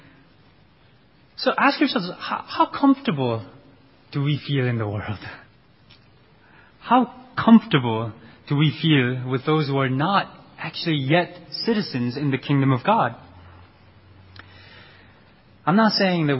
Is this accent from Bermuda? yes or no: no; South Korea; moved away; also born or lived in United States; Koreans are a very distinct group of people. And I had to tell people again and again in U.S. that we're different from the Chinese